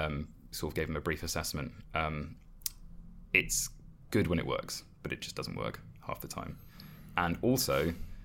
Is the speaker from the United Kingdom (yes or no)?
yes; England, United Kingdom; we're English and we don't speak any languages